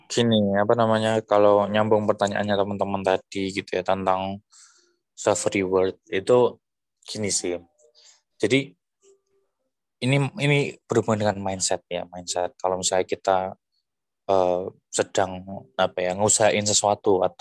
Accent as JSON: {"language": "Indonesian", "town": "Bojonegoro", "region": "East Java", "country": "Indonesia", "said": "Terus saya coba e, ngebangun tim untuk ngasih APD ke nakes-nakes di kota saya dari Bojonegoro kan."}